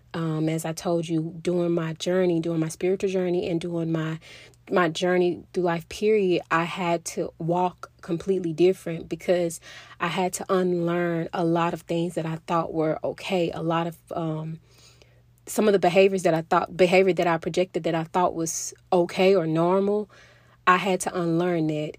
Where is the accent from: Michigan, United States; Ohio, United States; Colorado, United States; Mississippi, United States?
Mississippi, United States; moved away as an adult; now in Texas, United States; I was born and raised in Mississippi. I lived in Mississippi basically my whole life.